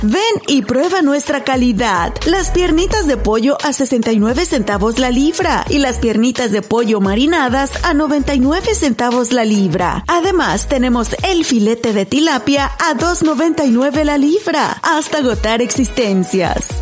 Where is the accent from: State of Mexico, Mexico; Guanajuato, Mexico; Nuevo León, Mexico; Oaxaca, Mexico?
Guanajuato, Mexico; moved away as an adult; also born or lived in Spain; now in Dallas, United States; Mi pueblo, a Paso del Alto, Guanajuato, es conocido por gente súper talentosa